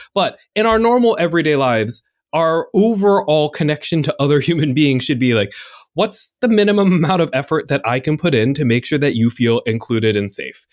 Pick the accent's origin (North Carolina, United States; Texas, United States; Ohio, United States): North Carolina, United States; I am from North Carolina, where y'all is constantly